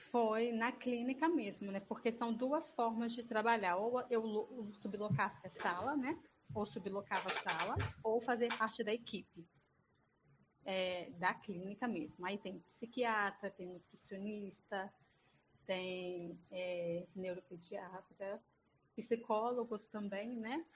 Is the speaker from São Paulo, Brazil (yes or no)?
no; Espírito Santo, Brazil; Eu sou do Espírito Santo, da cidade de Tevinhares